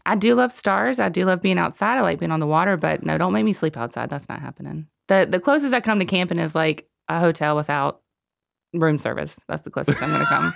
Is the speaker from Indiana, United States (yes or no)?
no; Shelby, North Carolina, United States; now in Cornelius, United States; I'm from Shelby.